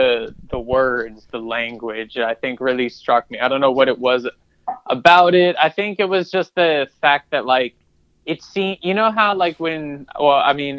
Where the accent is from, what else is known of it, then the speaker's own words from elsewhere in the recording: Columbia, Maryland, United States; Yes, that's correct. From Columbia, Maryland.